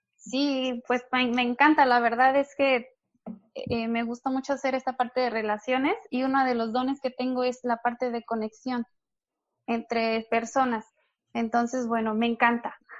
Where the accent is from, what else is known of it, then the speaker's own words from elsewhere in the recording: Nayarit, Mexico; moved away as an adult; now in Playa del Carmen, Mexico; Yo soy de Nayarit